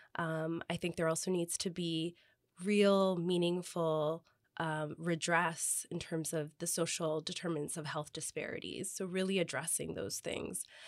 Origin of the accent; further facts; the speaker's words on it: Toronto, Ontario, Canada; also born or lived in Kingston, Ontario; I grew up in the West End, I grew up with Jane and Wilson, um, and lived there for the majority of my life